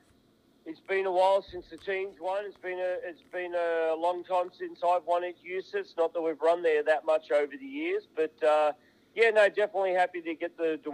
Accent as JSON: {"language": "English", "country": "Australia", "tie": "born or raised there", "moved": "yes", "said": "the racetrack that I grew up in Australia on."}